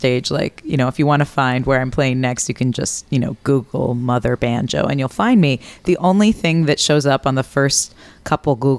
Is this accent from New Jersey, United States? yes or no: no; New Haven, Connecticut, United States; moved away as an adult; also born or lived in Ohio; now in Minneapolis, United States; I'm originally from New Haven, Connecticut